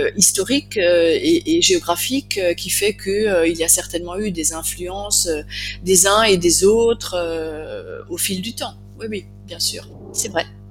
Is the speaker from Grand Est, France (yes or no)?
yes; Alsace, Grand Est, France; je suis alsacienne, donc je parle le dialecte alsacien